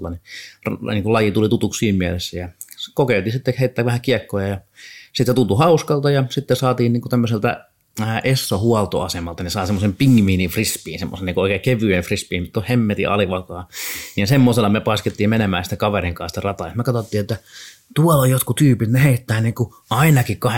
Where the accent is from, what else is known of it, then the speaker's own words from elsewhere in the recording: Heinola, Päijät-Häme, Finland; moved away as an adult; now in Helsinki, Finland; ja mä oon kotoisin Heinolasta ja siellä Heinolassa syntynyt ja siellä tätä tota frisbeegolfia pyörittänyt vuodesta 2001 ja vuonna 2003 muutin Helsinkiin ja täällä sitten on tullut asusteltua siitä asti